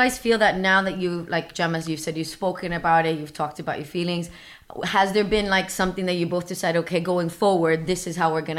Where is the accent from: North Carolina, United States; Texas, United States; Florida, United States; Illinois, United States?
Florida, United States; Miami; now in London, United Kingdom; because I'm from Miami, he's from Slovenia, so we've decided to make London home